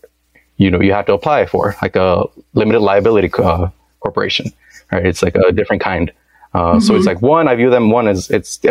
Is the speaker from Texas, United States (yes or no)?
yes; Dallas, Texas, United States; moved away as an adult; also born or lived in Washington, District of Columbia, United States; I'm back here in my hometown in Dallas